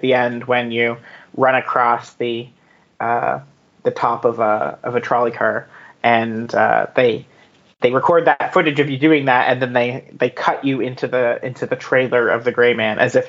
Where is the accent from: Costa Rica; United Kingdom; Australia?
United Kingdom; I'm British